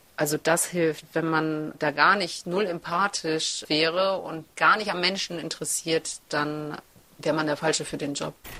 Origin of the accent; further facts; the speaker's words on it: Germany; also born or lived in Kazakhstan; Ich komme ja gebürtig aus Kasachstan. Ich bin mit sieben Jahren nach Deutschland gekommen